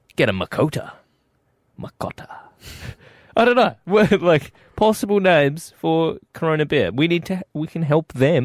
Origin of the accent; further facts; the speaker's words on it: South Australia, Australia; We're from South Australia.